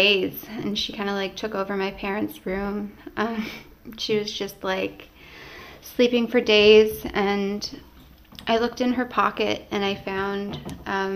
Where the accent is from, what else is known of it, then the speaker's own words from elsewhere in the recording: Happy Valley-Goose Bay, Newfoundland and Labrador, Canada; We grew up in Happy Valley Goose Bay in Labrador